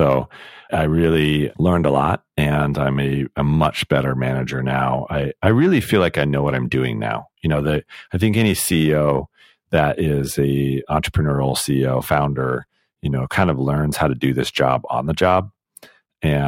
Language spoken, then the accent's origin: English; United States; also born or lived in United Kingdom; So I'm American, my wife is British